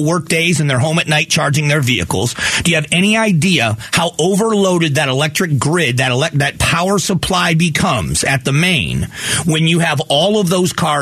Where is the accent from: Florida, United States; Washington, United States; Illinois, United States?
Florida, United States; now in Arizona, United States; I grew up in Florida, and the other time I've lived here in Arizona